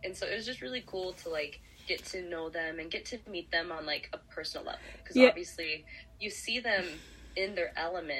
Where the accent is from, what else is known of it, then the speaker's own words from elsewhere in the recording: Utah, United States; I grew up in Utah, where the mountains are gorgeous